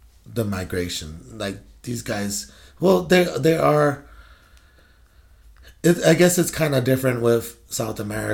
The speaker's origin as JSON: {"language": "English", "country": "Guam", "tie": "born or raised there", "also_born_or_lived": "California", "moved": "yes", "lives_now": "Washington, United States", "said": "I grew up on Guam. I actually grew up in California. I went home to grow up most of my life on Guam. Guam is my home."}